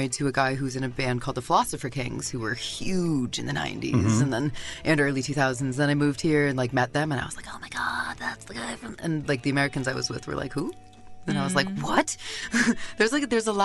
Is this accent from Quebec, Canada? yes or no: no; Waterloo, Ontario, Canada; also born or lived in Toronto; I was born on a commune in the middle of nowhere, but I grew up in Waterloo.